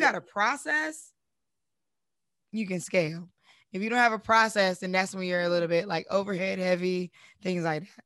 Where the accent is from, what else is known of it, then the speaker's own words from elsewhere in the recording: Durham, North Carolina, United States; I'm from Durham originally